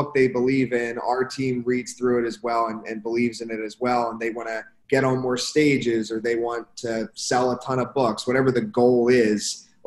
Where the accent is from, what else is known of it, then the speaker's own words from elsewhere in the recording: Philadelphia, Pennsylvania, United States; moved away as an adult; also born or lived in Canada; now in Miami, United States; I grew up in Philadelphia area